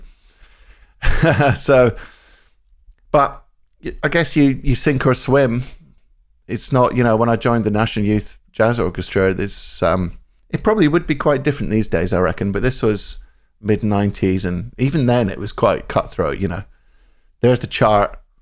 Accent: central Scotland, United Kingdom; moved away; I grew up in Scotland, central Scotland.

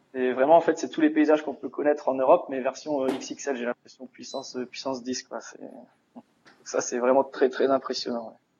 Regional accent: Dunkirk, Hauts-de-France, France; Je suis originaire de Dunkerque

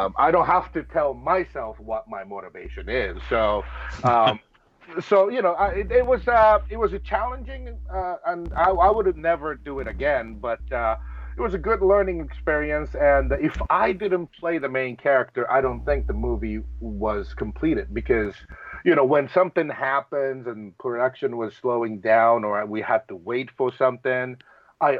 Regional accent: Japan; moved away; me growing up in Japan

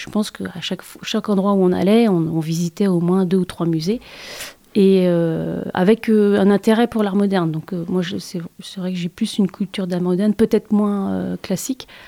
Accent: Nantes, Pays de la Loire, France; je suis née à Nantes

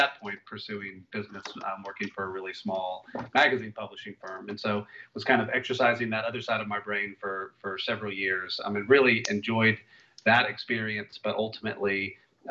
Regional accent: Topeka, Kansas, United States; moved away as an adult; also born or lived in Nashville; now in Atlanta, United States; I grew up in the Midwest. So I grew up in Kansas, in Topeka, which is the capital

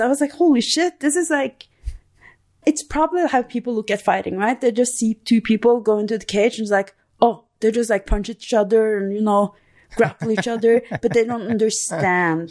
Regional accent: Norway; moved away as an adult; now in Albuquerque, United States; I'm from Norway

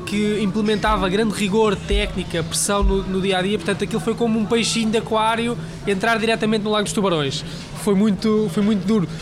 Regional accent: Leiria District, Portugal; moved away as an adult; also born or lived in Lisbon; Eu vinha de Leiria, de uma, uma aldeia pequenina, e vinha, vinha trabalhar para Lisboa

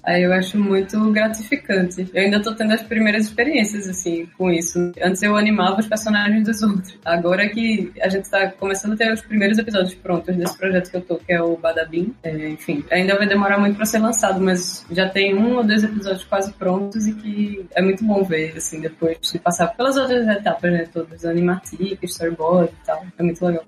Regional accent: Recife, Pernambuco, Brazil; eu sou de Recife

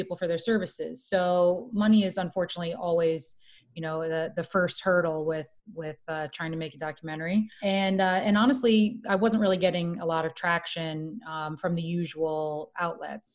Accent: Florida, United States; now in New York City, United States; I'm from Florida.

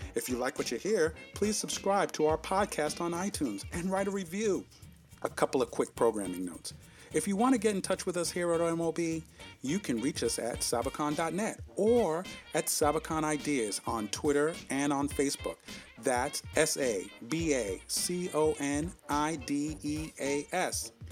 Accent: New York, United States; accent: New York; I guess that's my New York accent

